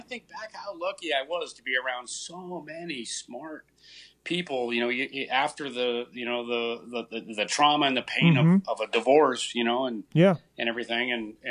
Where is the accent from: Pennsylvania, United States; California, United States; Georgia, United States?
California, United States; Westminster; born or raised there; moved away as an adult; also born or lived in Santa Maria, California